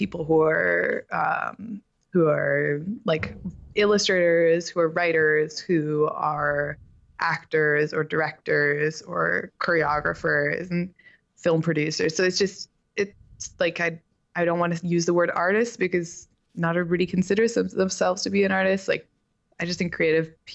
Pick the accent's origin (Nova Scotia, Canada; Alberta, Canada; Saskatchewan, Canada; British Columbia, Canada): British Columbia, Canada; Vancouver; English is a second language; also born or lived in Belgium; Well, I grew up in Vancouver. I'm technically from Belgium.